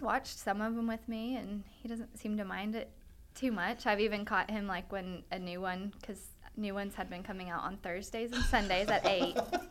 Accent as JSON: {"language": "English", "town": "Lexington", "region": "Kentucky", "country": "United States", "also_born_or_lived": "Pikeville, Kentucky", "moved": "as an adult", "said": "People that always ask me when they found out I was from Lexington."}